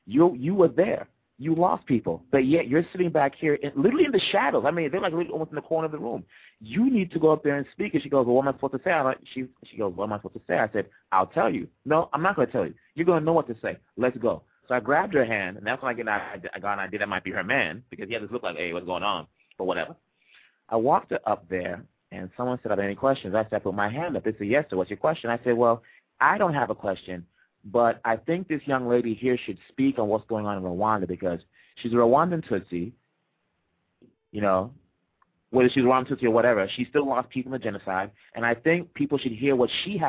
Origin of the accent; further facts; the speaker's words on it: United States; you'll think I'm from America. I grew up, you know, I was born here.